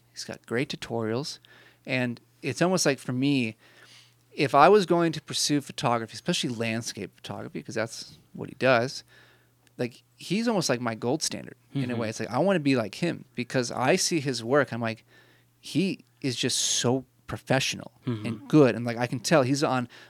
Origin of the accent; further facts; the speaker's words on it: Canada; And I'm Canadian, so I'm very nice.